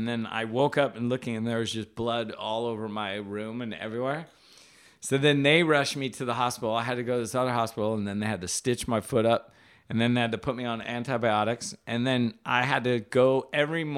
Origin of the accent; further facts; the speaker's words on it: Hawaii, United States; moved away; I'm from Hawaii originally. Grew up surfing, skating, taking photos, making art